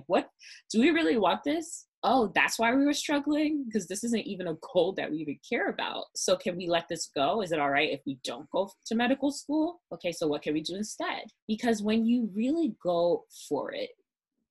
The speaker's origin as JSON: {"language": "English", "town": "New York City", "region": "New York", "country": "United States", "said": "I'm from Brooklyn"}